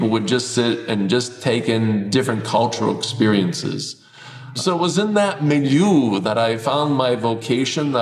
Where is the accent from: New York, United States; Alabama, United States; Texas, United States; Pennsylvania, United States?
Pennsylvania, United States; Pittsburgh; I am a Pittsburgh boy, born and raised in Pittsburgh, Pennsylvania, in Western Pennsylvania